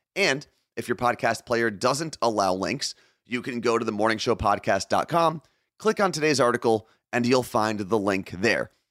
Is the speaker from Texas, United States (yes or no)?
no; New Jersey, United States; someone who was born and raised in New Jersey